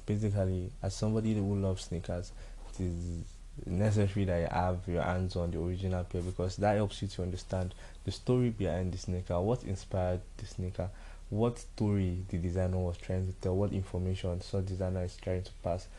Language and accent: English; Nigeria; As a Nigerian